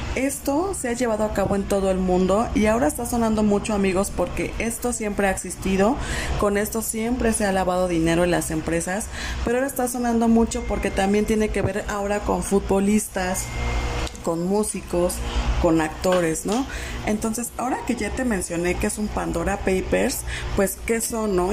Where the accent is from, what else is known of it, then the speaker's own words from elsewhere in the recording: Mexico; A nosotros como mexicanos